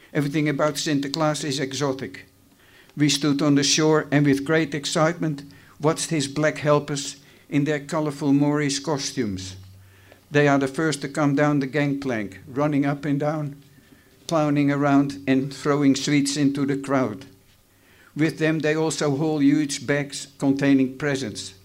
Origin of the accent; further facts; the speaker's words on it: Haarlem, North Holland, Netherlands; now in Australia; Haarlem, the place of my birth